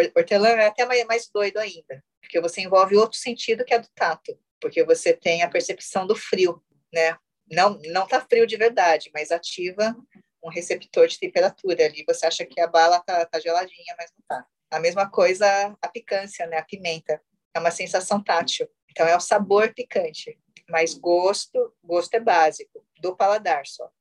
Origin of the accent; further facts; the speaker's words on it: Brazil; eu fui criada totalmente na cultura ocidental. Eu sou brasileira, sou brasileira terceira geração